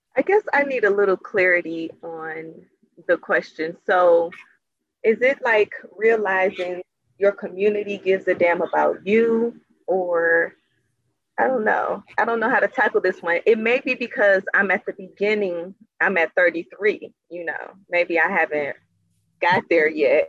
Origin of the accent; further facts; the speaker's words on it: Cleveland, Ohio, United States; I'm from Cleveland, Ohio, and mm-hmm. I was raising my children like two blocks away